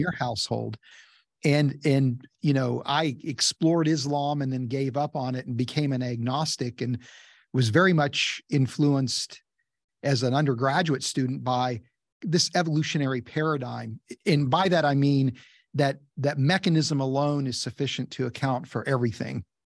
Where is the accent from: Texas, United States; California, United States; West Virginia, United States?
West Virginia, United States; I grew up in West Virginia